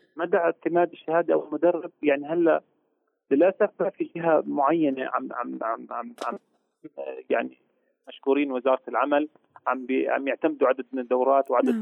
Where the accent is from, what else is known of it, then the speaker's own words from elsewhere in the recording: Jordan; عندنا في الاردن